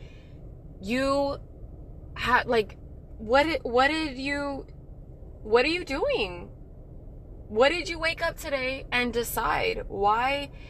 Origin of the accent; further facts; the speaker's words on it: El Paso, Texas, United States; moved away as an adult; also born or lived in Moody Air Force Base, Georgia; when I got back to El Paso, Texas, my hometown